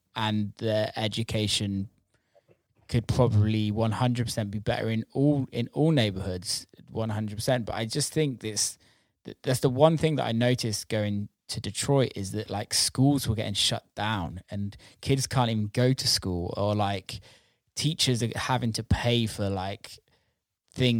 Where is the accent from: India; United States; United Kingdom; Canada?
United Kingdom